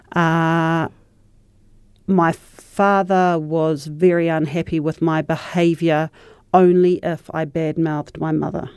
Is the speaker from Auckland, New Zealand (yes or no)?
no; Christchurch, Canterbury, New Zealand; I was raised in Shirley in Petrie Street